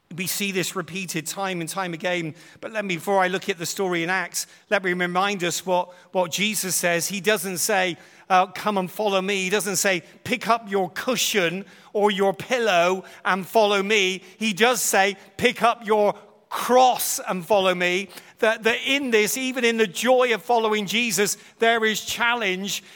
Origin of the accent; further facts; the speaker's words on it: United Kingdom; we're from Britain